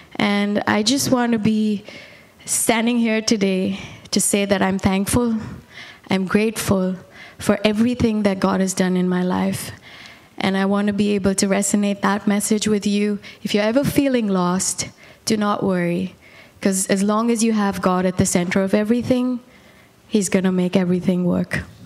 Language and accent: English; Bangalore, Karnataka, India; also born or lived in Bombay / Calcutta; I was born and raised in India